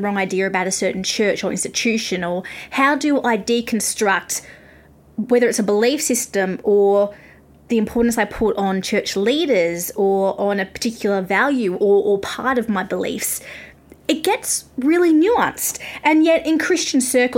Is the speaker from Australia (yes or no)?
yes; Australia; accent: Australian; I'm Australian